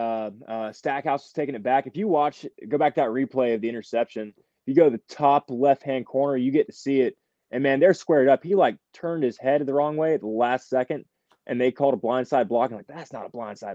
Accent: Athens, Georgia, United States; I grew up in Athens on Barnett Shoals Road.

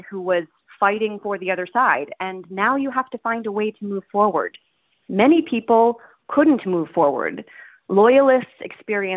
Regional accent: Toronto, Ontario, Canada; now in New York City, United States; I was born in Toronto, Ontario, Canada. I currently live in New York City.

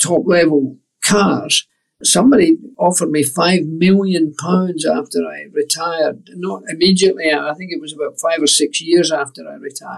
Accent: Scot, Scotland, United Kingdom; as a Scot

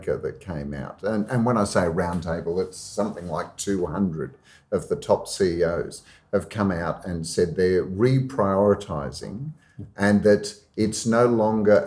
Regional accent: Australia; I come from Australia where we had a Prime Minister bring a lump of coal into Parliament

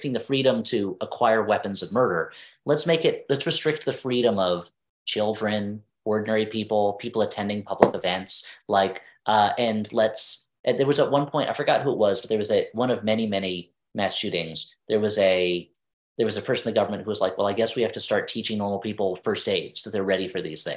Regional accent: New Jersey, United States; I grew up in New Jersey. I was right outside of New York.

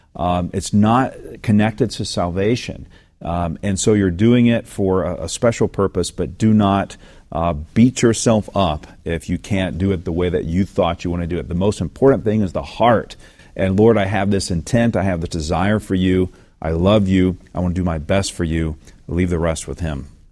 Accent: the South, United States; growing up in the South

